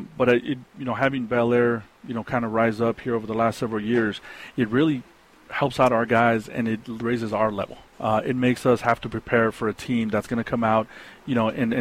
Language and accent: English; El Paso, Texas, United States; moved away as an adult; also born or lived in New York / Dallas, Texas; I grew up in the Lower Valley